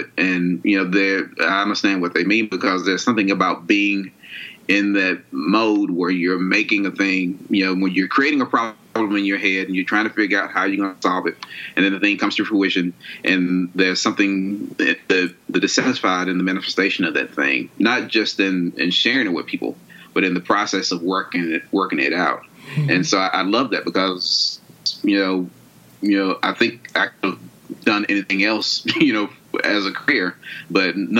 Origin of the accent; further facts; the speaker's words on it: Monroe, Georgia, United States; I'm from the country. I'm from Monroe, Georgia.